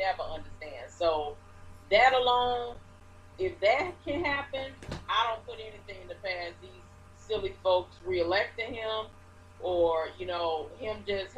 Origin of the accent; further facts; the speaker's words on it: Chicago, Illinois, United States; now in southwestern Illinois, United States; I grew up in Chicago in the west suburbs of Cook County